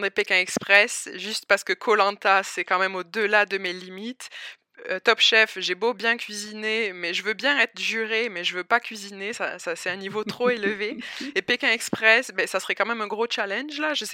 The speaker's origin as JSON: {"language": "French", "town": "Albi", "region": "Occitania", "country": "France", "tie": "born or raised there", "also_born_or_lived": "north of England", "accent": "southern French", "moved": "as an adult", "lives_now": "Montreal, Canada", "said": "donc j'ai 28 ans. Je suis originaire d'où mon accent euh, du sud de la France. Donc je suis originaire d'Albi, à côté de Toulouse. Et donc ça fait depuis 2017, donc ça fait six ans que je vis à l'étranger."}